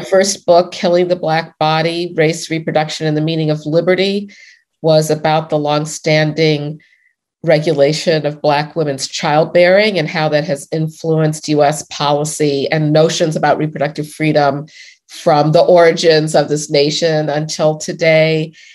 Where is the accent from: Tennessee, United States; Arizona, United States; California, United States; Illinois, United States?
Illinois, United States; Chicago; I grew up in Hyde Park in Chicago in the 1960s